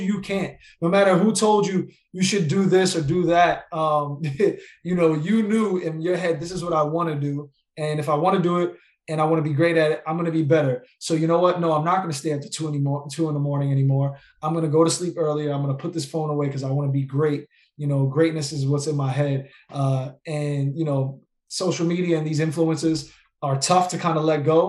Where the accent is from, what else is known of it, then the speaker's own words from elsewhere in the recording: New York, United States; I'm from New York, you know, and I'm Puerto Rican and Black